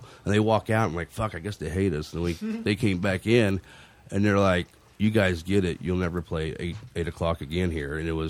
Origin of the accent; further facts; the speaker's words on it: Texas, United States; We're from Texas